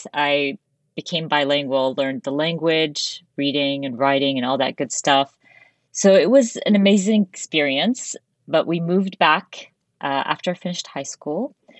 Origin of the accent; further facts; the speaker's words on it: United States; also born or lived in Dubai; So today I'm always, the first thing I say, I'm Arab American, and I'm very mm-hmm. proud of it.